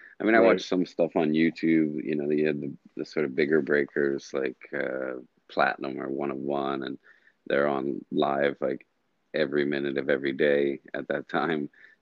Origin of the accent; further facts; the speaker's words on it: New Jersey, United States; moved away as an adult; also born or lived in New York; now in Doha, Qatar; I'm originally from New Jersey